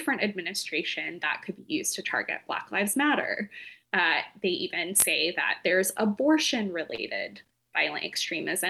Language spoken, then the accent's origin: English; Appalachian town, United States; I grew up in an Appalachian town, pretty small